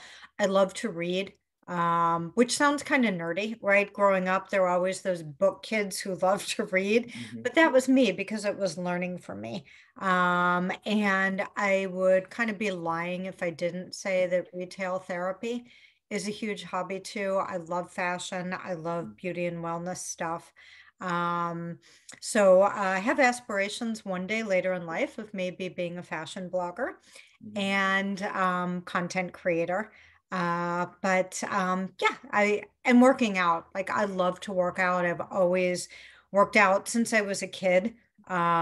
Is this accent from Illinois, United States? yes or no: yes; Chicago, Illinois, United States; Grew up in Chicago